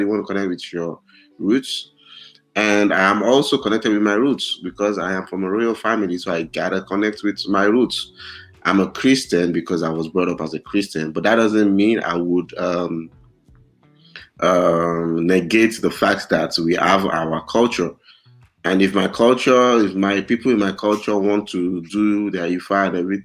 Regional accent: Osun, Nigeria; English is a second language; moved away; I'm from Oshun State

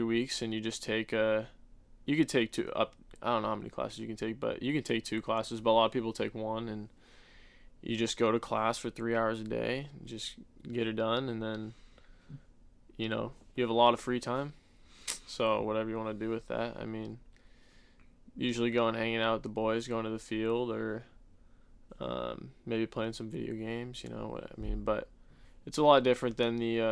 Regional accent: Eagle, Idaho, United States; moved away as an adult; also born or lived in Sacramento, California; now in Spokane, United States; I'm from Eagle, Idaho

